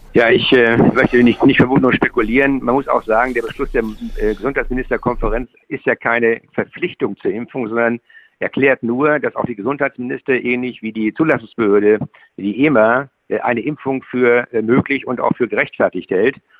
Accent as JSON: {"language": "German", "region": "Schleswig-Holstein", "country": "Germany", "said": "ich bin ja Schleswig-Holsteiner"}